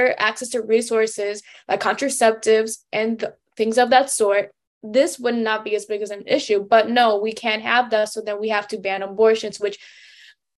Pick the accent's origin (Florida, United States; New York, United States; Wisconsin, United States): New York, United States; I'm from New York